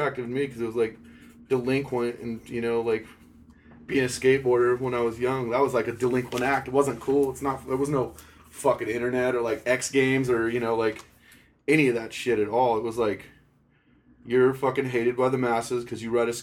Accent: San Diego, California, United States; also born or lived in La Mesa, California; it's where I grew up in Golden Hills, California, or San Diego here

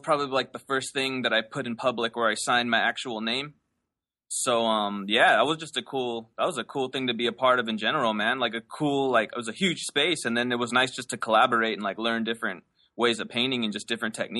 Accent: Los Angeles, California, United States; Yeah, I grew up in LA. I grew up in El Cerrito, which is located in the northeast area of LA.

